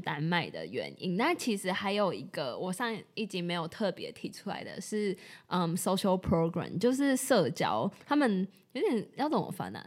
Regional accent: Taiwan; 我是台湾人

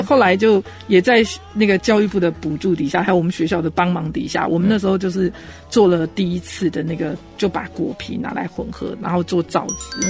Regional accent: Taiwan; 我们台湾人都说

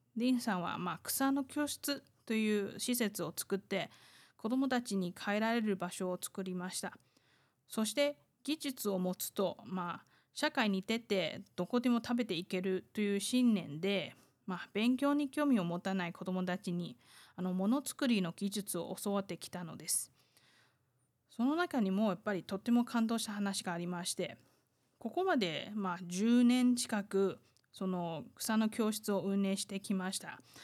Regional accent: Taiwan; 台湾生まれ、台湾育ち

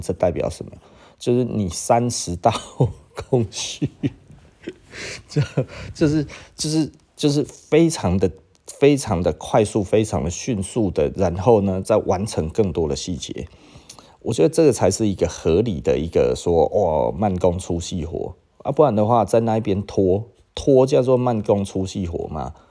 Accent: Taiwan; 我们台湾人的这种台湾牛的个性

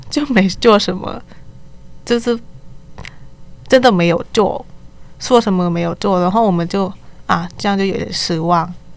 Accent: Thailand; Chinese is a second language; moved away as an adult; now in Taipei, Taiwan; 来自泰国学生

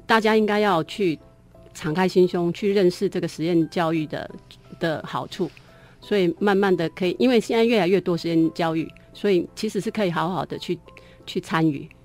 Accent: Keelung, Taiwan; now in Taichung, Taiwan; 因为我是基隆人， 所以我是每个暑假都是泡在海边的

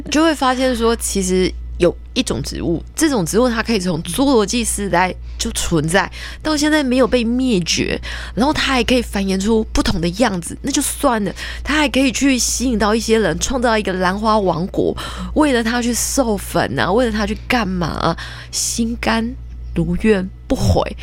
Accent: Taiwan; 我们台湾人

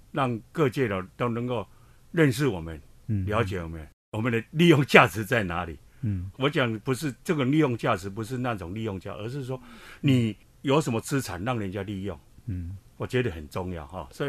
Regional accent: Hsinchu, Taiwan; 我是新竹人，我是林根人。我想相信林根人，新竹会更好哈。

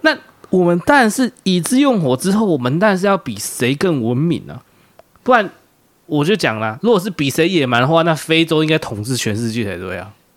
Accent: Taiwan; 我们台湾人

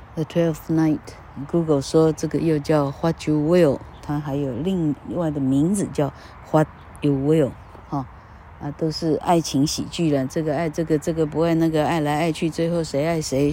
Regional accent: Taiwan; 我们是台湾人

